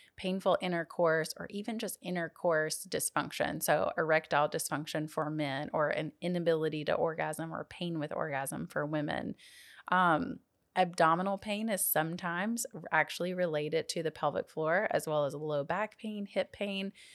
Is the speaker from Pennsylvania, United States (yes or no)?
no; Jackson, Tennessee, United States; went back to my hometown of Jackson, Tennessee